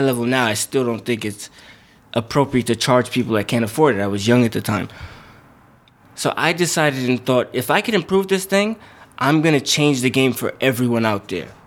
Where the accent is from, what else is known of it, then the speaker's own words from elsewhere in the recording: New York City, New York, United States; I'm from Brooklyn, New York, born and raised, still live there now.